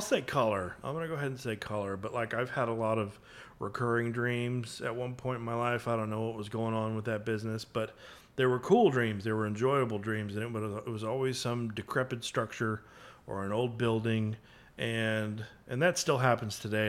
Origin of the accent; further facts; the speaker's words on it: McKinney, Texas, United States; also born or lived in Frisco, Texas; now in Dallas, United States; I grew up in McKinney and kinda went to school, uh, nearby in Frisco